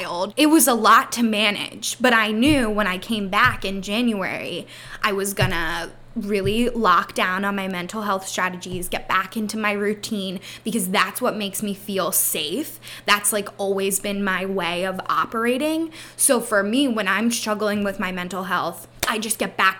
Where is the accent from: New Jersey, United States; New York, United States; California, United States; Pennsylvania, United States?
Pennsylvania, United States; I am from Pennsylvania